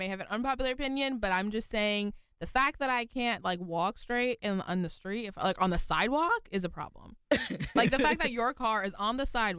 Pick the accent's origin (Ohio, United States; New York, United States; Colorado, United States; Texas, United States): New York, United States; now in Philadelphia, United States; I'm from New York